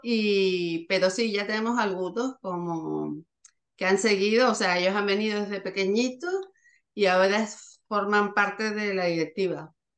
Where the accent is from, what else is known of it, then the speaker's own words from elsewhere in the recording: Canary Islands, Spain; nosotros primero somos de, de Canarias, estábamos muy lejos